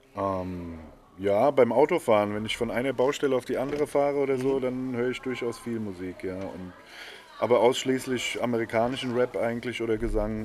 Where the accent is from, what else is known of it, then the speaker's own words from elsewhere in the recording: Bad Kreuznach, Rhineland-Palatinate, Germany; also born or lived in Netherlands; seit ich irgendwie in die Grundschule bin, äh, wohne ich hier